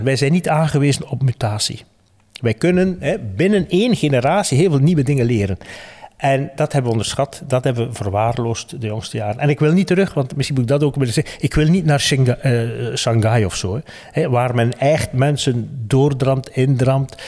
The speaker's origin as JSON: {"language": "Dutch", "region": "West Flanders", "country": "Belgium", "said": "ik ben een West-Vlaming"}